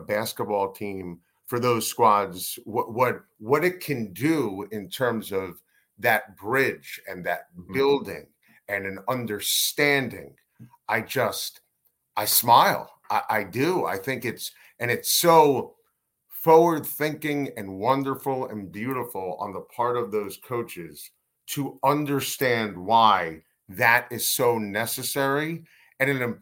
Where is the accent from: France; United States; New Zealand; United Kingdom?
United States; New York; accent: New York; I'm a New Yorker. I sound New York